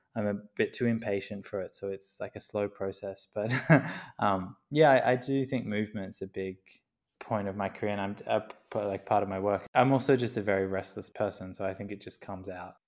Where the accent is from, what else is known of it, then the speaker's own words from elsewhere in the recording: Queensland, Australia; I grew up in Queensland